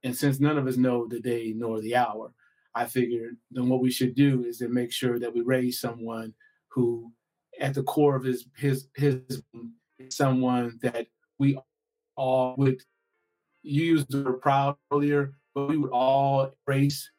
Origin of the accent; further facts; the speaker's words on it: Gary, Indiana, United States; I'm from Gary, Indiana, and Gary was known for for its steel mill.